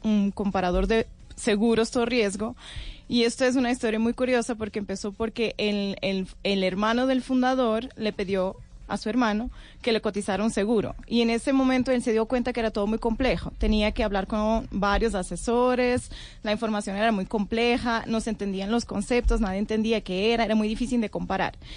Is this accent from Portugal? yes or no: yes; Portugal; moved away as an adult; now in Colombia; Yo soy de Portugal